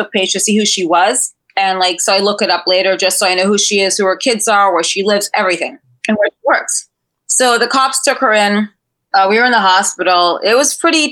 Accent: New York City, New York, United States; I grew up in Manhattan

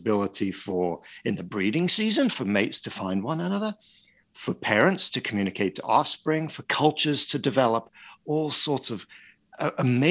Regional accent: Paris, Île-de-France, France; moved away; I grew up in Paris and in France

